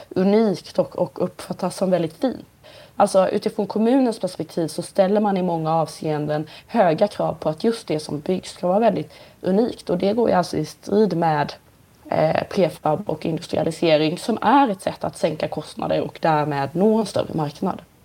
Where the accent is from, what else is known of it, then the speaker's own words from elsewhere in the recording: Nybro, Kalmar County, Sweden; i Nybro där jag kommer ifrån en liten ort i Småland